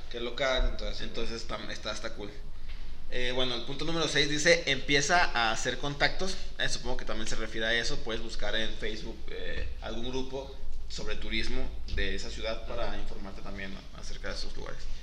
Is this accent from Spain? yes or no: no; Mexico; nosotros que somos de Latinoamérica, sabemos que si de por sí aquí en, en mismo en México hablamos diferente